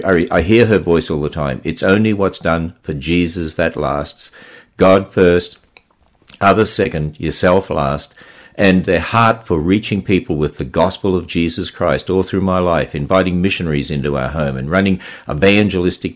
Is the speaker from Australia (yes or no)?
yes; Queensland, Australia; also born or lived in Cairns / Mount Isa / Gulf Country; now in United States; as we were transferred around in the state of Queensland, I mean, I was born in Cairns, which is way up the north